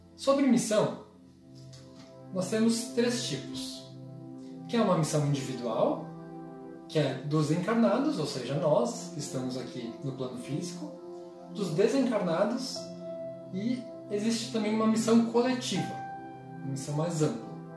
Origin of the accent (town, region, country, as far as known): Brazil